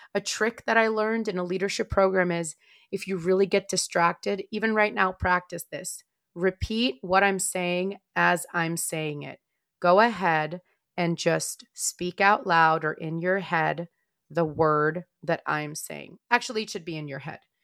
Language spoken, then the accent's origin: English; Moldova; moved away; also born or lived in Maryland, United States; I am not from Russia. I am from Moldova